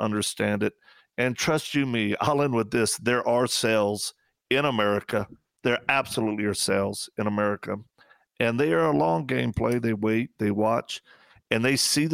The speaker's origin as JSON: {"language": "English", "region": "Louisiana", "country": "United States", "said": "we're from Louisiana."}